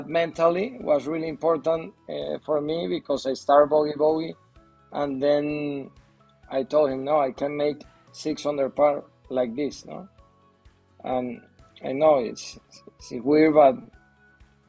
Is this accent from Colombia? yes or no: no; Venezuela; English is a second language; moved away as an adult; now in Madrid, Spain; I'm from Venezuela, but I live in Madrid. I have 7 years here in Madrid